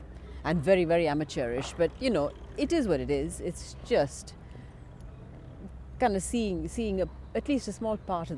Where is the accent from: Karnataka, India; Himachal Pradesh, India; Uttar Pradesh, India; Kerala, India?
Kerala, India; first language Malayalam; English is a second language; it's my mother tongue, mm-hmm. which just literally means it's the tongue of my mother and father.